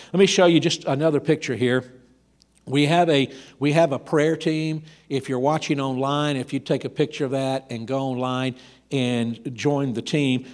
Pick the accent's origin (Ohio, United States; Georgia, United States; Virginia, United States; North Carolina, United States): Georgia, United States; I grew up in Georgia